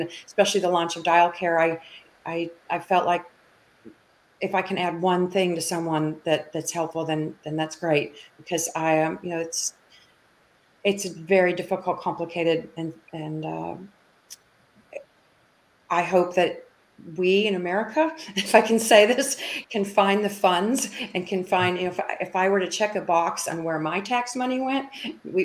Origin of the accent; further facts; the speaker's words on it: Minneapolis, Minnesota, United States; moved away as an adult; also born or lived in Dallas, Texas; I grew up in Minneapolis, Minnesota, and I moved into Dallas in 1982